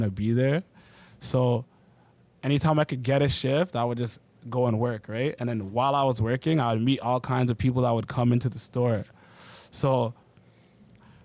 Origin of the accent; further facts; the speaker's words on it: Oakville, Ontario, Canada; I'm from Oakville